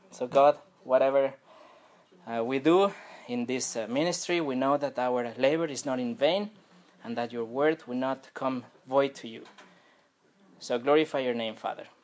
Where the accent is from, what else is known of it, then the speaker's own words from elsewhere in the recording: France; accent: French; je prie en, en anglais parce que sinon, euh, la colère de Dieu peut tomber sur moi avec mon accent français.